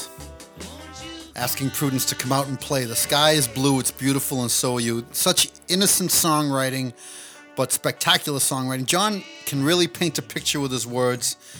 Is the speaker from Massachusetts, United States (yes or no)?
yes; Cambridge, Massachusetts, United States; I grew up in Cambridge, Massachusetts.